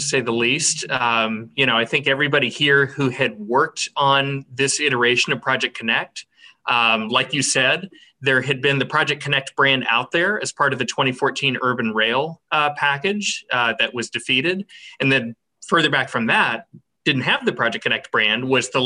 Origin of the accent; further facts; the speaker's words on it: Austin, Texas, United States; also born or lived in Boston, United States; I grew up in South Austin, spent my first 18 years there